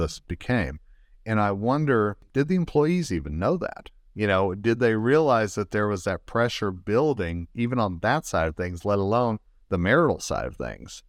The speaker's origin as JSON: {"language": "English", "region": "Colorado", "country": "United States", "said": "the state of Colorado, my home state."}